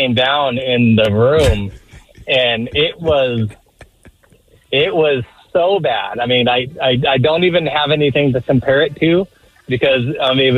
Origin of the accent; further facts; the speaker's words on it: Spokane, Washington, United States; I'm from Spokane. I'm over here in Seattle about once every 3 months